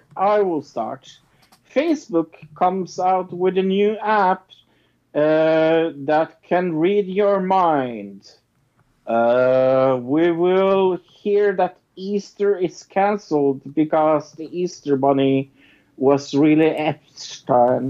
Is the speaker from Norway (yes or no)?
yes; Norway; I'm from Norway